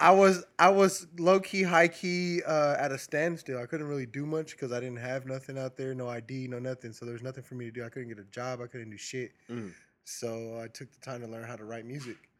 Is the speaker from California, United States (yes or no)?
yes; California, United States; now in Phoenix, United States; I'm a Cali baby by trade, born and raised.